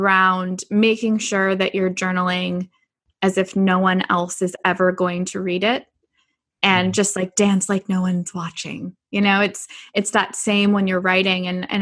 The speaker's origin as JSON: {"language": "English", "town": "Richmond", "region": "California", "country": "United States", "tie": "born or raised there", "said": "So I grew up in the Bay Area in California. So I grew up in Richmond, California."}